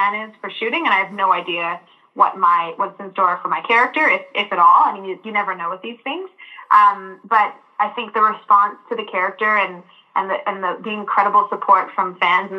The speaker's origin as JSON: {"language": "English", "town": "Vancouver", "region": "British Columbia", "country": "Canada", "tie": "born or raised there", "said": "me growing up in British Columbia and Vancouver in Canada"}